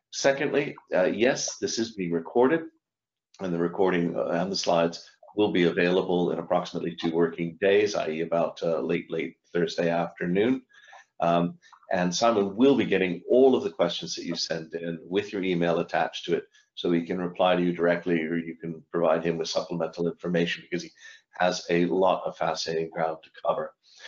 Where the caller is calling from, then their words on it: London, United Kingdom; I'm dialing here from London